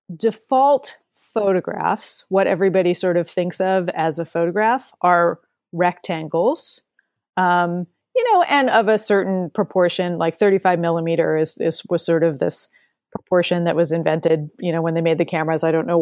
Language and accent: English; New Jersey, United States; moved away as an adult; But I grew up in New Jersey, and I moved out to Washington State in 1992, and so I've been a Pacific Northwesterner ever since